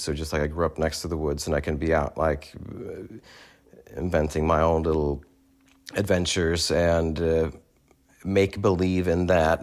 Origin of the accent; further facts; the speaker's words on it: Sweden; moved away as an adult; also born or lived in New York; growing up in Sweden